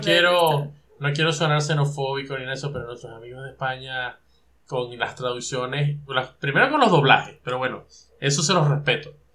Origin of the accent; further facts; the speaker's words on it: Venezuela; nosotros los tres que somos de Venezuela